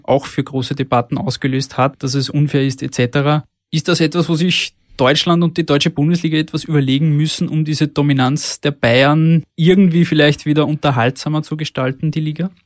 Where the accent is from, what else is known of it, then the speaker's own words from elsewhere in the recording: Austria; bei uns in Österreich